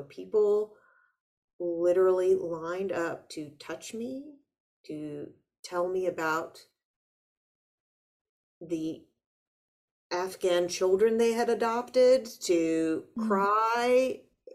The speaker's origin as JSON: {"language": "English", "country": "United States", "said": "I'm an American too"}